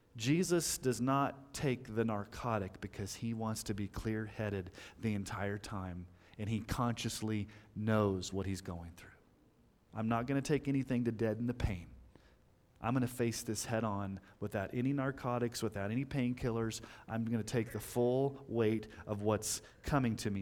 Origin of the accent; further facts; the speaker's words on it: Texas, United States; when I was growing up in Texas